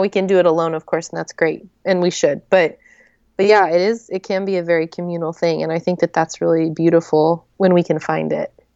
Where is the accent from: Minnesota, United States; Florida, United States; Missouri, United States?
Missouri, United States; Joplin; also born or lived in New Mexico / Oklahoma; now in Atlanta, United States; I grew up in Joplin